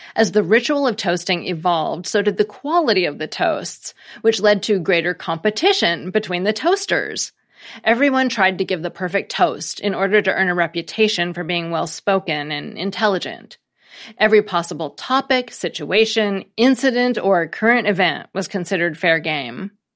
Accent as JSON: {"language": "English", "country": "United States", "said": "as an American"}